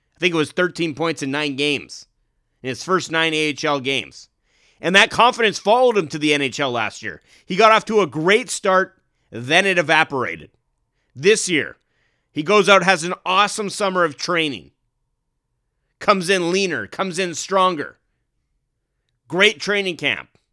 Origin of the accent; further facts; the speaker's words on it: Canada; growing up in Canada